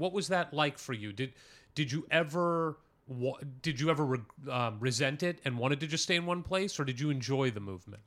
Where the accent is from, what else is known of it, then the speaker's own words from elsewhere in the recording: St. Louis, Missouri, United States; I'm from Saint Louis